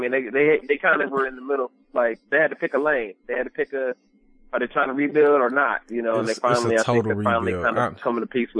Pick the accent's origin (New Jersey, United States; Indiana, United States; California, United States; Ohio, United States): Ohio, United States; Cleveland; moved away; I'm from Cleveland originally, and I grew up a Cavs fan long before LeBron ever got there.